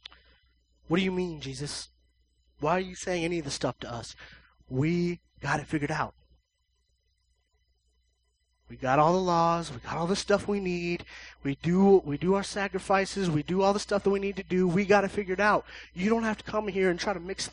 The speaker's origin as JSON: {"language": "English", "country": "United States", "said": "we're the United States"}